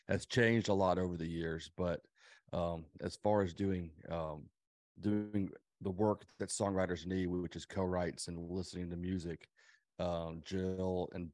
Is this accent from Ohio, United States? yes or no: no; Nashville, Tennessee, United States; I was born and raised in Nashville. I grew up in and around the music business.